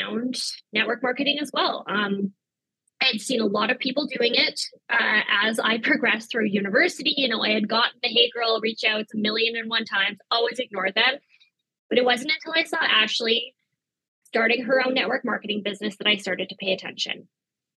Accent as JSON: {"language": "English", "town": "Victoria", "region": "British Columbia", "country": "Canada", "tie": "born or raised there", "said": "I was also born and raised in Victoria"}